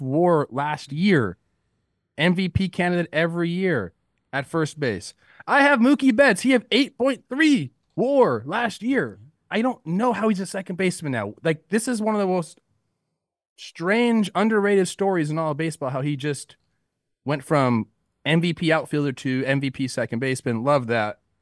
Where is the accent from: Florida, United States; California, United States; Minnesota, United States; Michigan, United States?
California, United States; Los Angeles; It's my hometown team, the Los Angeles Dodgers